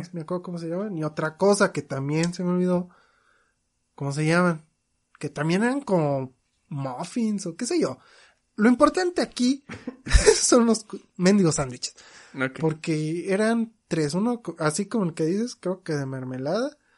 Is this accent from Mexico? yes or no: yes; Mexico; yo como mexicano